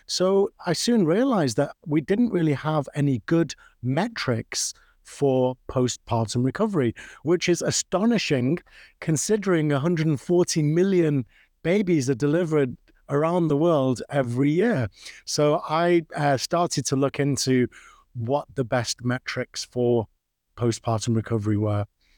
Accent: Manchester, North West England, United Kingdom; So you can probably tell from my accent that I'm not from the US. I'm from the UK, originally born and brought up in Manchester, which is famous for its soccer.

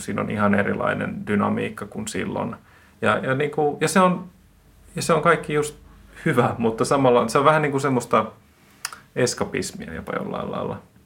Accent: Finland; mä oon Suomesta

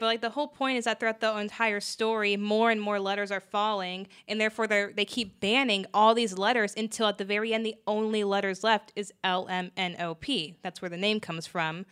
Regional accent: United States; since we are in America, we're American citizens

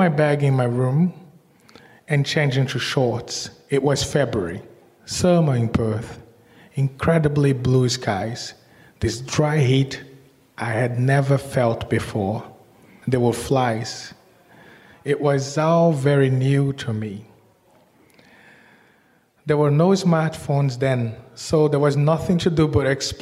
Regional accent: Salvador, Bahia, Brazil; moved away as an adult; now in Australia; So I was born in Brazil and in Salvador, and I was moving to Australia in the early 2000s

